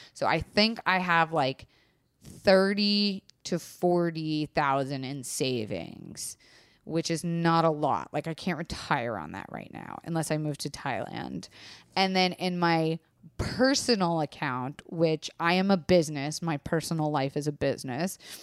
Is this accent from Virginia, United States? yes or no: no; Florida, United States; I was raised in Florida